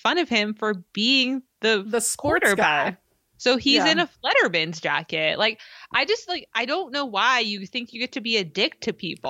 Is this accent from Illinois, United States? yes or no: no; California, United States; I mean, we're from California